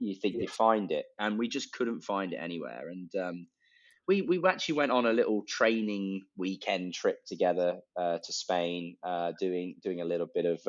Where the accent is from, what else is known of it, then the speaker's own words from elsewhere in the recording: Leicestershire, East Midlands, United Kingdom; I'm from Leicestershire, and it was the centre of hosiery